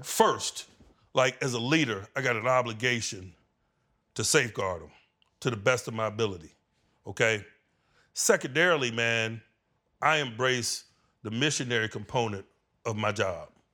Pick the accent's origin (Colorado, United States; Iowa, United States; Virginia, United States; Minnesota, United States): Virginia, United States; moved away; being a Virginia boy, growing up in the V A in the eighties